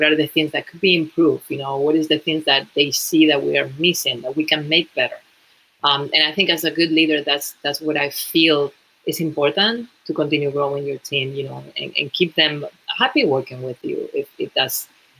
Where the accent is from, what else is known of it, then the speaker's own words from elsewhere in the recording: Spain; English is a second language; moved away as an adult; When I moved to New York from Spain, you know, originally, I was just working, doing some sales.